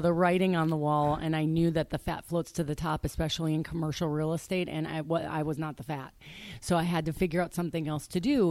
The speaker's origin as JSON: {"language": "English", "town": "Waukesha", "region": "Wisconsin", "country": "United States", "tie": "born or raised there", "also_born_or_lived": "Arizona", "moved": "as an adult", "lives_now": "Scottsdale, United States", "said": "I grew up on a small lake outside of Waukesha, Wisconsin"}